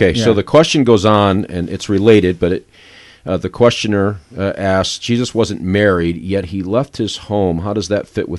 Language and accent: English; New York, United States; I'm from New York, but it doesn't matter.